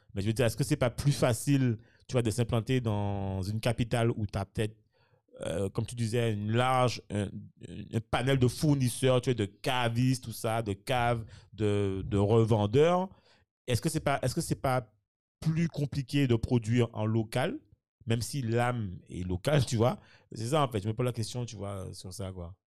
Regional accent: Morne-à-l'Eau, Guadeloupe, France; je suis de Mondalo

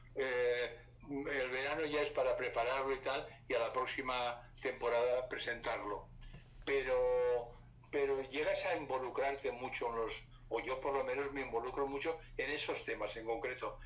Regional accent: Valencia, Valencian Community, Spain; que es del barrio donde yo nací, del barrio de Ruzafa, ah. que es un barrio muy popular y con mucho arraigo en Valencia

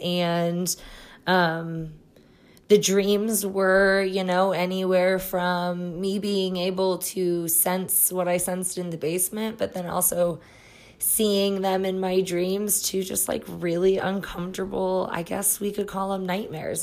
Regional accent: Iowa, United States; moved away as an adult; now in Colorado, United States; I'm originally from Iowa

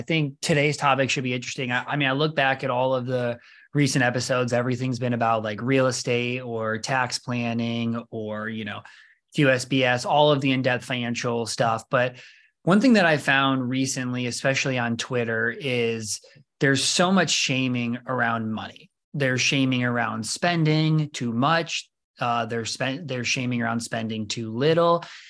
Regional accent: Rockford, Illinois, United States; I'm from Rockford, right nearby.

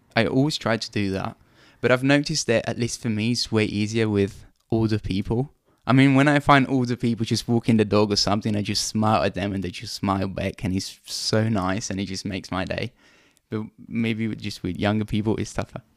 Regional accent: Italy; moved away; I'm from Italy

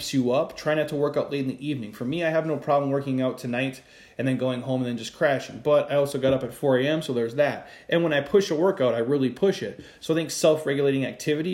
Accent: Midwest, United States; I'm from the Midwest

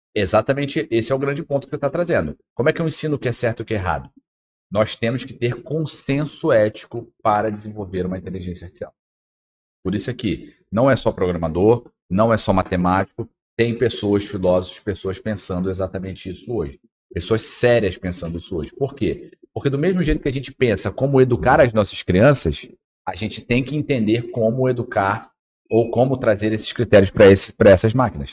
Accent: Porto Velho, Rondônia, Brazil; como minhoca que sou aqui de Porto Velho

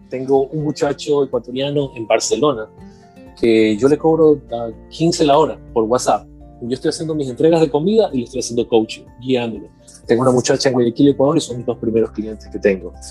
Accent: Guatemala; Cuando tú eres de Guatemala, y porque soy guatemalteco, tengo que pensar así, no.

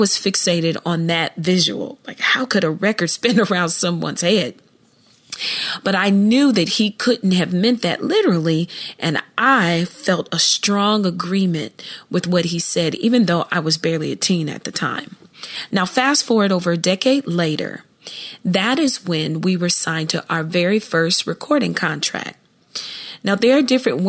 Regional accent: Columbus, Ohio, United States; I grew up in Columbus, Ohio

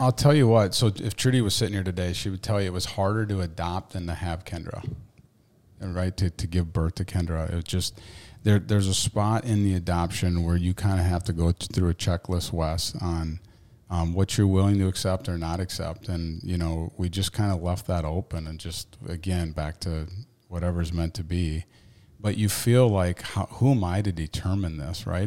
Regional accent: Waterville, Maine, United States; growing up in Waterville, nineteen ninety-two graduate

